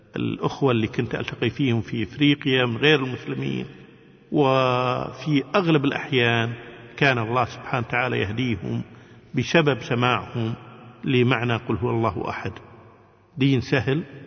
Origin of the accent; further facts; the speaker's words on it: Kuwait; احنا من الكويت